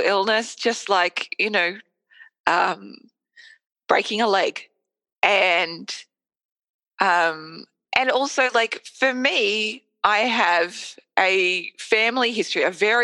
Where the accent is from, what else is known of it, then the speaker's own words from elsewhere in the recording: Australia; I'm Australian